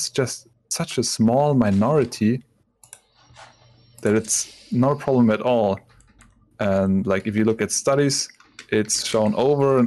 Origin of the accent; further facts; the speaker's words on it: Konstanz, Baden-Württemberg, Germany; English is a second language; moved away; I grew up in Constance, and in our house there was a Turkish family